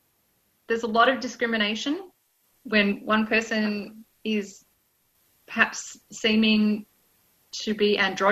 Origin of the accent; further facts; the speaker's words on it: Armidale, New South Wales, Australia; from Armida